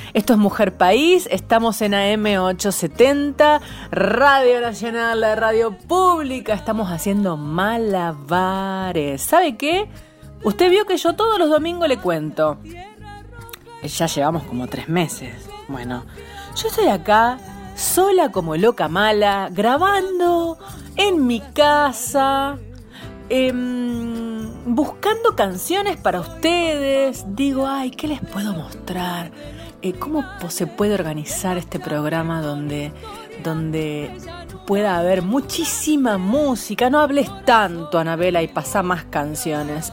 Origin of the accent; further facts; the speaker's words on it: San Nicolás de los Arroyos, Buenos Aires Province, Argentina; nací en San Nicolás de los Arroyos, en provincia de Buenos Aires, y que una gran parte de mí se crió escuchando la trova rosarina